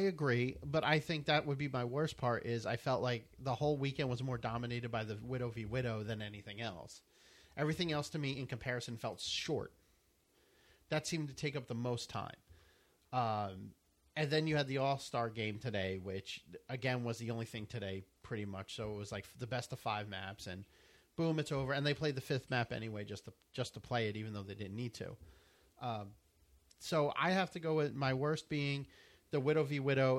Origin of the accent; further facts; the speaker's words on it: United States; I'm from America.